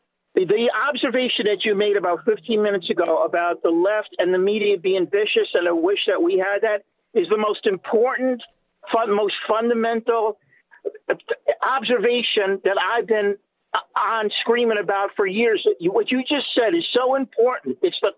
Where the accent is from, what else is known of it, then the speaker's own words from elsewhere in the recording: New York City, New York, United States; I'm from Brooklyn, old school.